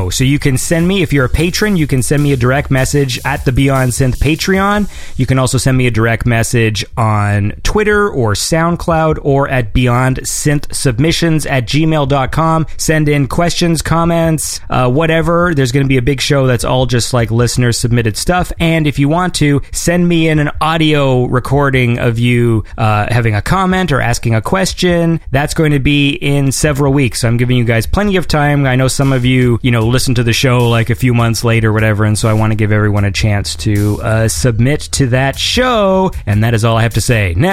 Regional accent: Sweden; I'm from Sweden

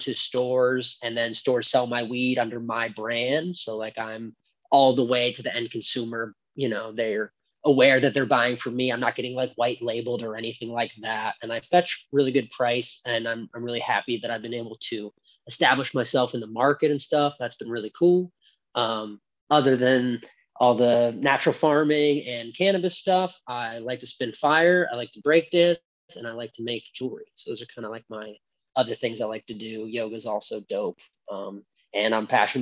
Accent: West Chester, Pennsylvania, United States; also born or lived in California; now in Maine, United States; I grew up in Pennsylvania and traveled a bunch and lived all over, lived in Cali a little bit

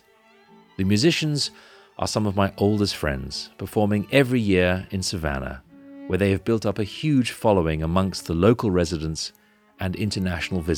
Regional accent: Vienna, Austria; The Prater is actually an area of my hometown of Vienna

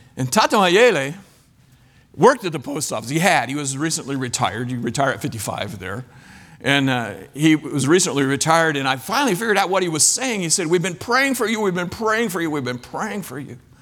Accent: Kansas, United States; moved away as an adult; also born or lived in Ivory Coast / Belgium; I'm from Kansas

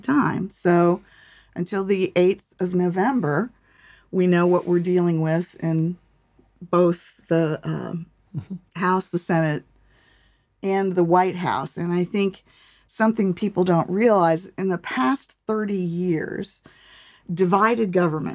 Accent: United States; I grew up in Washington.

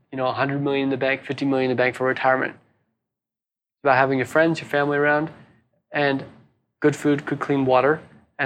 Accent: Hawaii, United States; also born or lived in San Francisco, United States / Sydney, Australia; now in Byron Bay, Australia; I'm originally from Hawaii. It reminds me of my home, Hawaii.

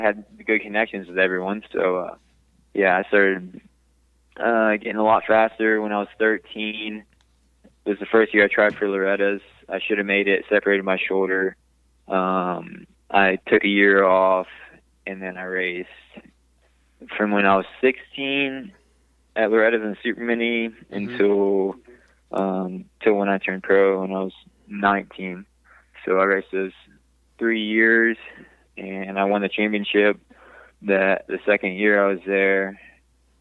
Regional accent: Houston, Texas, United States; I'm from Houston, Texas, born and raised, lived here my whole life.

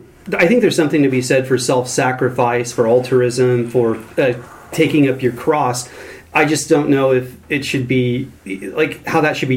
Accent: United States; I mean, I'm an American. Most of my life was in Protestant evangelical circles, so it's in my DNA.

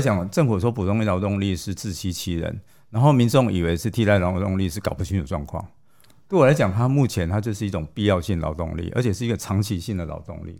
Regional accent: Taiwan; 我身为一个台湾人

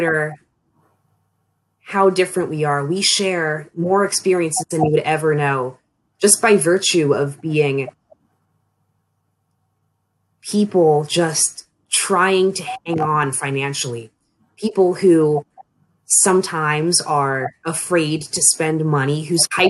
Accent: Annapolis, Maryland, United States; moved away as an adult; now in Frostburg, United States

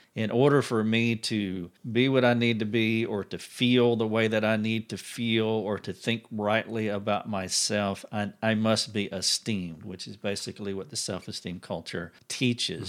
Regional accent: United States; I'm an American

